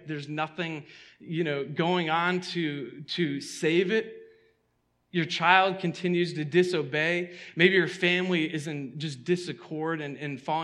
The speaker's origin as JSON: {"language": "English", "area": "outside of Boston", "region": "Massachusetts", "country": "United States", "tie": "born or raised there", "said": "the church I grew up in outside of Boston"}